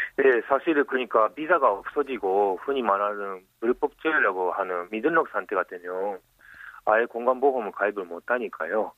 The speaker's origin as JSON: {"language": "Korean", "country": "Japan", "second_language": "Korean", "moved": "as an adult", "lives_now": "Busan, South Korea", "said": "일본에서 왔어요"}